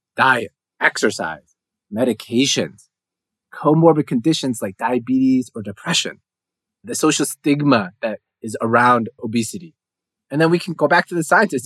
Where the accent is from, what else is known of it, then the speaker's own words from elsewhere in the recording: United States; as an American